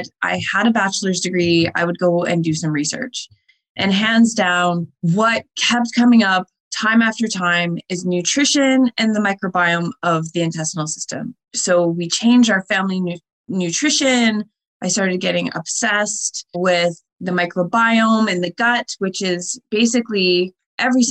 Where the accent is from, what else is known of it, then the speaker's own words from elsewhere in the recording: Windsor, Ontario, Canada; growing up in Windsor